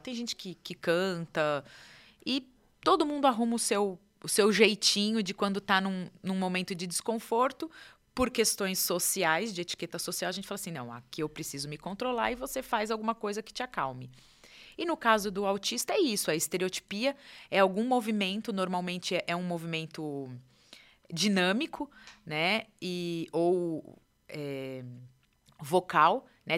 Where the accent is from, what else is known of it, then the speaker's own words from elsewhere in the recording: São Paulo, Brazil; moved away as an adult; now in São José dos Campos, Brazil; eu é sou de São Paulo